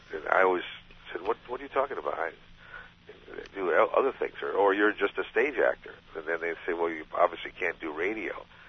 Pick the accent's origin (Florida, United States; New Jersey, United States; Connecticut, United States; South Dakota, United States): Connecticut, United States; Bridgeport; moved away; also born or lived in Britain; growing up in Connecticut, Bridgeport, Connecticut.